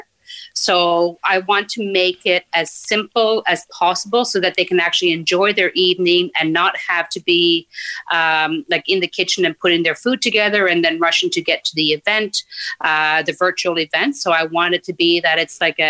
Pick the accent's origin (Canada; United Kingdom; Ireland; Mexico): Canada; Newfoundland and Labrador; moved away as an adult; also born or lived in Nain, Labrador; now in Ottawa, Canada; our family moved down to Northern Newfoundland, where I was until I graduated high school.